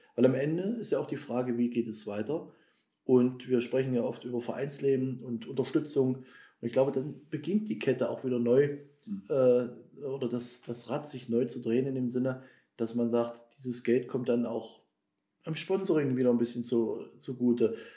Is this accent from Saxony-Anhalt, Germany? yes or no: yes; Nienburg, Saxony-Anhalt, Germany; Wir haben in Nienburg, in meinem Geburtsort